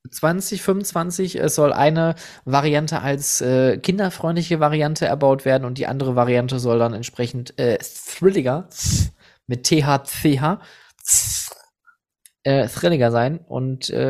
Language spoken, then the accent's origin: German; Netherlands; also, pass auf, ich bin Niederländer, du bist ein Achterbahn